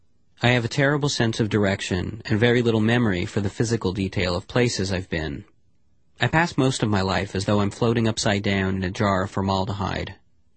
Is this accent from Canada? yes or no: yes; Quebec, Canada; also born or lived in United States / Chicago; Although I was born in the United States, I have dual citizenship. I am both a Canadian and an American. As a child, crossing the border from Quebec into New York was a time of high anxiety.